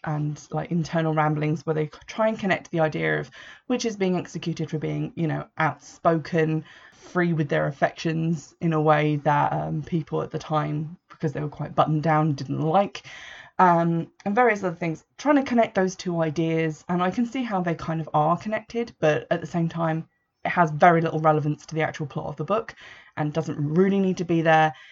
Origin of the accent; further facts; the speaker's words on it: Essex, East of England, United Kingdom; I was born in Essex, I live very close to Essex, spend a lot of time there